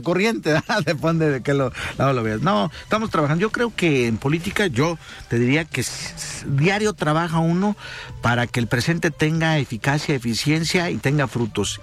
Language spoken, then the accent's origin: Spanish; southern Jalisco, Mexico; De donde somos orgullosamente, ¿verdad? El sur de Jalisco